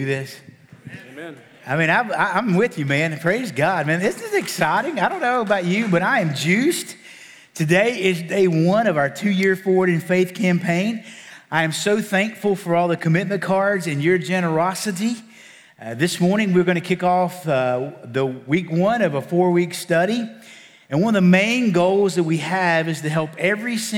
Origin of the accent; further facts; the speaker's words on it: Appalachian Mountains, Virginia, United States; I'm from the Appalachian Mountains in Virginia